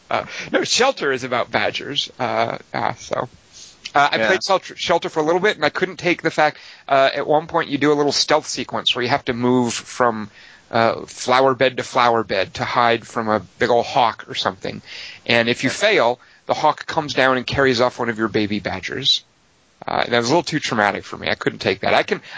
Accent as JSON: {"language": "English", "town": "Los Angeles", "region": "California", "country": "United States", "said": "because I'm here from Los Angeles, you know, and we don't have a lot of cold weather."}